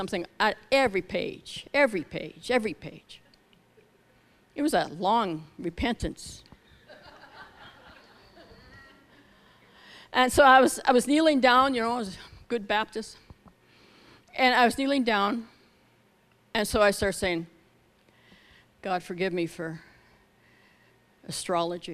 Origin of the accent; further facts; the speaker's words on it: Scotland, United Kingdom; we're both Scottish